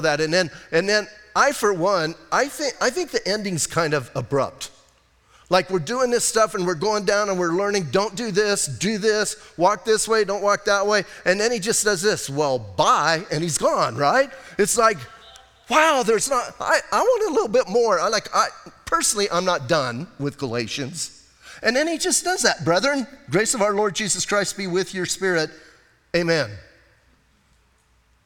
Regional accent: Bisbee, Arizona, United States; Growing up in Bisbee, we had rock fights.

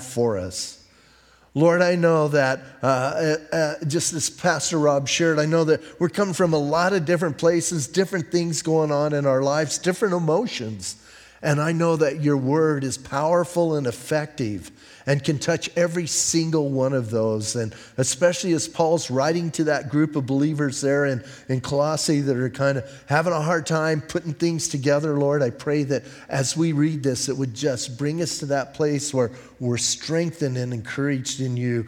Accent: Bisbee, Arizona, United States; I'm from Bisbee

